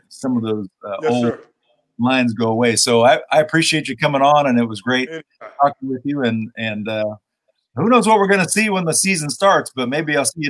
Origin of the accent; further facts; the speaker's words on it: Houston, Texas, United States; when I was a kid growing up in Houston, diehard Rockets fan.